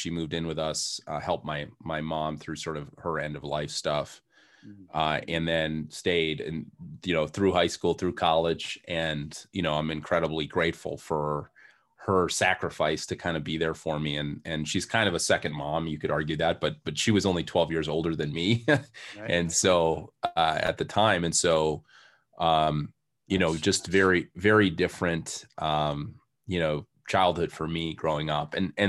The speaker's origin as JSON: {"language": "English", "town": "Hardwick", "region": "Massachusetts", "country": "United States", "tie": "born or raised there", "said": "So I grew up in Western Massachusetts in a very small town called Hardwick, Mass."}